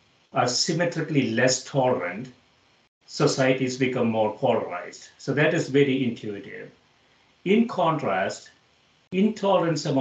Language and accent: English; South India, India; I grew up in South India